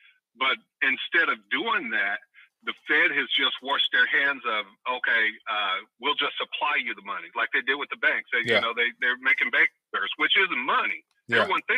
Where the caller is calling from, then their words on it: Oakland, California, United States; Mike, … from Oakland.